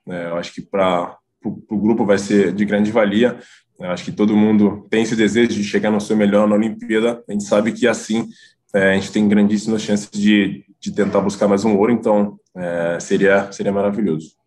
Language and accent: Portuguese; Contagem, Minas Gerais, Brazil; moved away as an adult; now in Italy; lá da minha cidade, em Contagem, Belo Horizonte